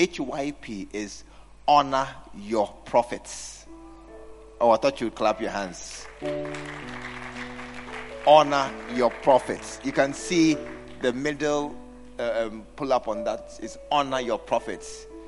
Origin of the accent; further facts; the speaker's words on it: New York, United States; I'm from New York.